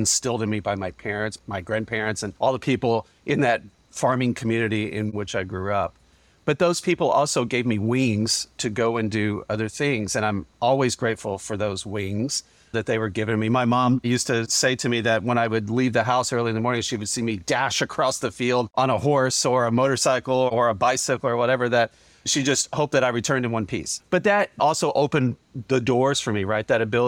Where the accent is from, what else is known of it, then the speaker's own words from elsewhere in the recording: Kentucky, United States; I grew up very humbly in Western Kentucky on a working family farm.